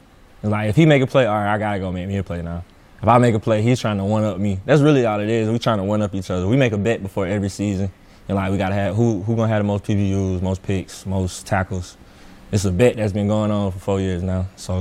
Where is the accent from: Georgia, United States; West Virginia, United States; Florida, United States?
Georgia, United States; Atlanta; Now, I'm from Atlanta, and everybody in Atlanta raps.